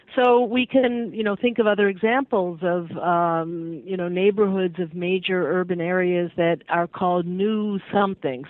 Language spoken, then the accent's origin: English; Massachusetts, United States; I grew up in Massachusetts